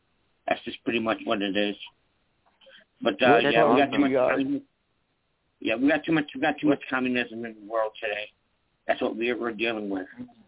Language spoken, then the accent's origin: English; Rochester, New York, United States; Rochester, New York.